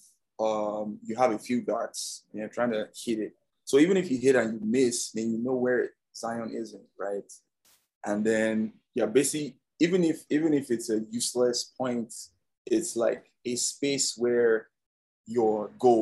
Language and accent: English; Nigeria; now in United States; so I'm from Nigeria, I come from a third world country